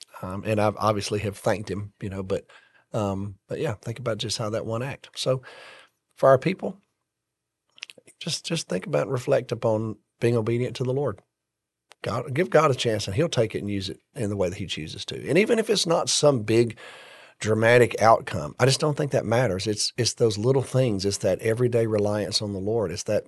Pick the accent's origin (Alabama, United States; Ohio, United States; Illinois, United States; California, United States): Alabama, United States; moved away as an adult; I grew up in Alabama.